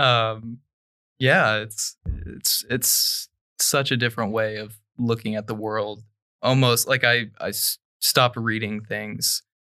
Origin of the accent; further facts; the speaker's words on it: Dayton, Ohio, United States; I'm from Dayton, Ohio.